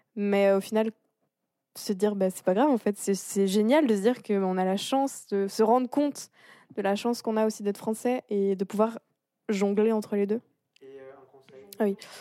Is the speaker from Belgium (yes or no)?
no; France; moved away as an adult; also born or lived in Montreal, Canada / Switzerland; en tant que Française